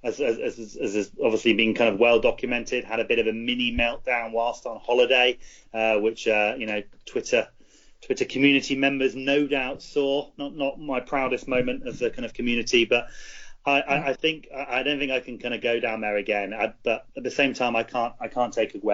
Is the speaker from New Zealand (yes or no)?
yes; New Zealand; I'm from New Zealand